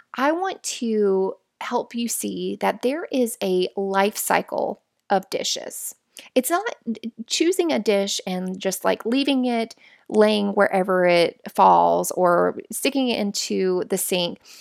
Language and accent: English; Florida, United States; We're from Florida, where it's all flat.